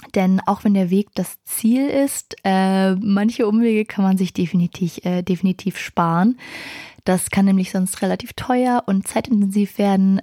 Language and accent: German; Berlin, Germany; Ich komme aus Berlin